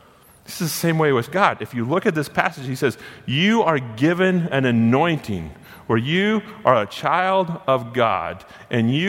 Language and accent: English; United States; I was born inside of America